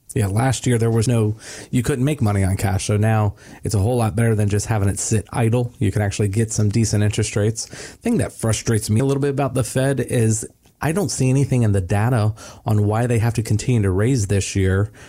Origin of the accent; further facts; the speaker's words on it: Florida, United States; I told everybody I was from Florida